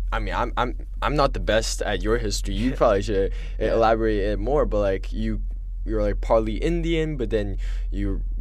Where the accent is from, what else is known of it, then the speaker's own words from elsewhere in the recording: China; moved away; I'm from China.